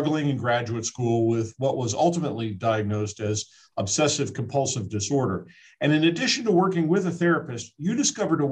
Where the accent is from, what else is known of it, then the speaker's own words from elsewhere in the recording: Indianapolis, Indiana, United States; based in Indianapolis, Indiana, my hometown